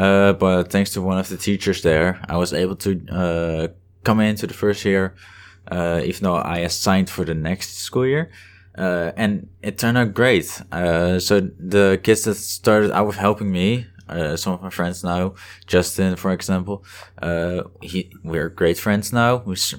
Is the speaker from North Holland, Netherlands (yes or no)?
yes; Heerhugowaard, North Holland, Netherlands; English is a second language; No, I study in Amsterdam, but I live in Heerhugowaard. So the northern part of Holland.